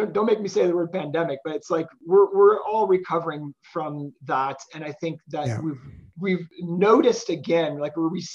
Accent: Morton, Illinois, United States; now in Kansas, United States; Morton, Illinois, which is my hometown

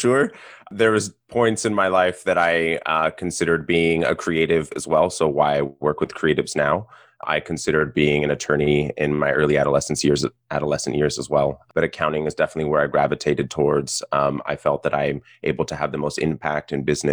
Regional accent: South Pasadena, California, United States; I grew up in South Pasadena in Los Angeles, Southern Californian through and through

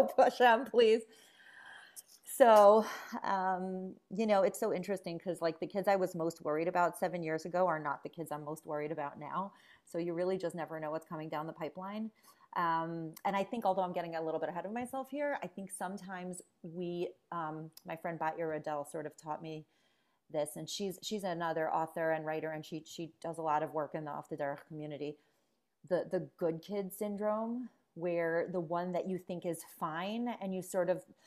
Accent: Cleveland, Ohio, United States; also born or lived in Queens, New York, United States / Israel; when my mother got remarried to a man in Cleveland, that's what brought us to Cleveland

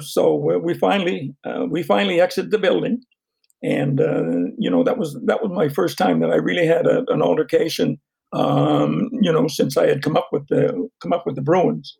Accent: Fredericton, New Brunswick, Canada; my hometown, Fredericton

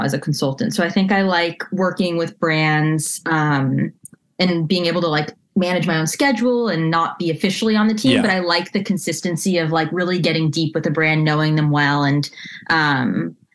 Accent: Los Angeles, California, United States; I grew up in LA, went to college an hour outside

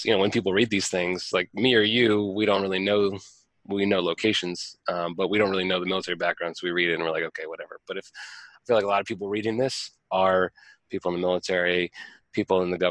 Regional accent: Northern Virginia, United States; also born or lived in Washington, D.C.; I grew up in Northern Virginia. I went to high school in DC, a couple blocks from the Capitol building.

